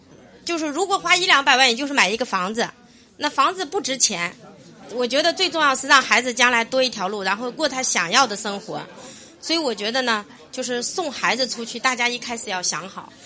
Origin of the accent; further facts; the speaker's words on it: Baotou, Inner Mongolia, China; 我来自内蒙古包头，我昨天专门赶到这儿来的。